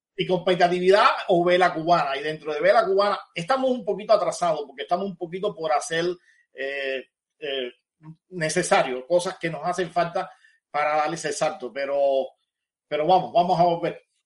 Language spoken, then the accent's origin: Spanish; Cuba; moved away; cuando llegué fuera de Cuba